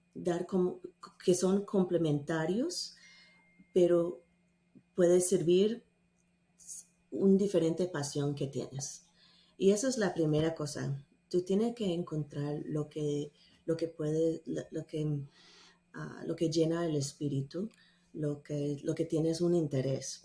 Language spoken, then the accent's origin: Spanish; Atlanta, Georgia, United States; accent: mixed, gringa; Spanish is a second language; also born or lived in Salamanca, Spain; yo crecí aquí en Atlanta, Georgia